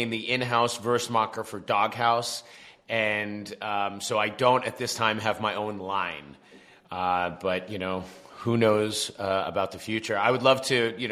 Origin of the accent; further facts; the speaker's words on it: Long Island, New York, United States; from Long Island, I'm East Coast